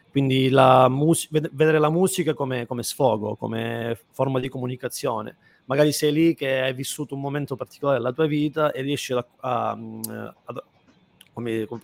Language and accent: Italian; Calabria, Italy; un testardo io, essendo anche calabrese sono...